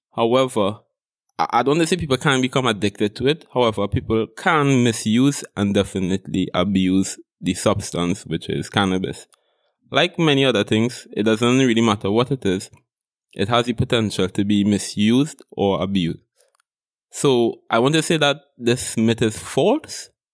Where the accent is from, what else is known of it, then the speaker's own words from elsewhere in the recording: Trinidad & Tobago; I am Trinidadian, from Trinidad and Tobago